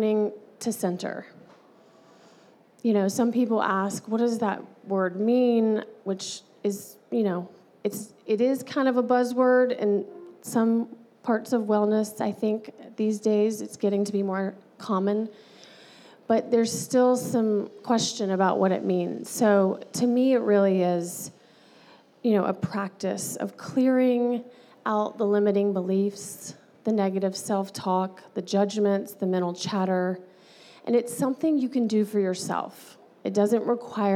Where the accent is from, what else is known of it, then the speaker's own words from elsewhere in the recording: Alabama, United States; moved away as an adult; now in California, United States; growing up in Alabama, going to Alabama